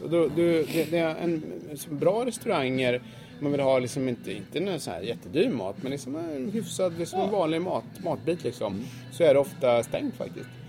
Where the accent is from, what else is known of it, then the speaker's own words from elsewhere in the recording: Sweden; moved away; som svensk